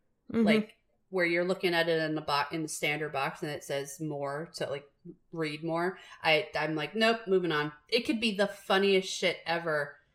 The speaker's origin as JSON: {"language": "English", "town": "New York City", "region": "New York", "country": "United States", "tie": "born or raised there", "also_born_or_lived": "Long Island, New York", "said": "I am from New York, the city, okay? And I went to high school on Long Island."}